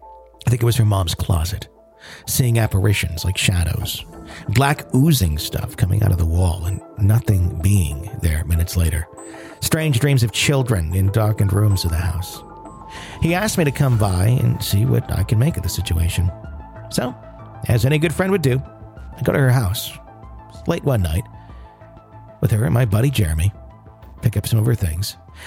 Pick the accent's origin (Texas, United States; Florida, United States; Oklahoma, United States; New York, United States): Florida, United States; Panama City; My story takes place in my hometown of Panama City, Florida, when I was 18.